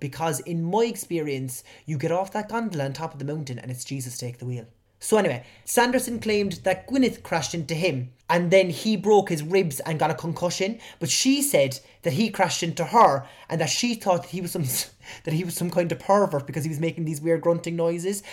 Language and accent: English; Cork, Munster, Ireland; accent: Cork; my Cork accent